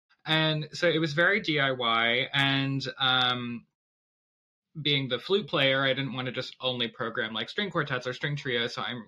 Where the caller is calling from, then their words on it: Ann Arbor, Michigan, United States; also born or lived in Boston; I'm the flute player of Hub New Music. I'm calling in from my home in Ann Arbor, Michigan.